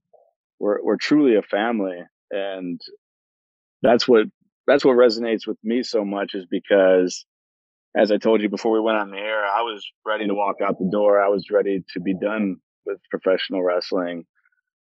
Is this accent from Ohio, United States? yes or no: yes; Cleveland, Ohio, United States; my hometown in Cleveland, Ohio.